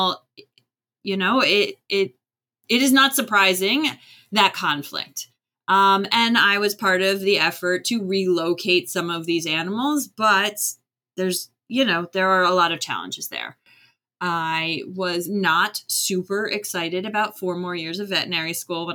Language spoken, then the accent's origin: English; Florida, United States; moved away as an adult; also born or lived in Maryland; I grew up in Florida